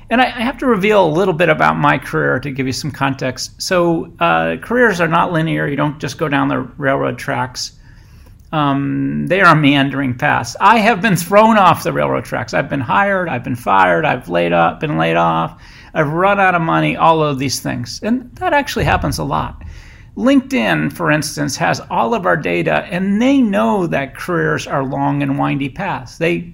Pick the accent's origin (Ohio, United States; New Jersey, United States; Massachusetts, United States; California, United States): Massachusetts, United States; Boston; I came from Boston to the San Francisco Bay, which I loved.